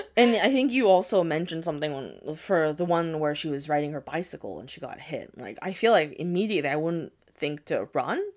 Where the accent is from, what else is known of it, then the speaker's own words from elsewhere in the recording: United States; my parents are from Japan, but I was born and raised in America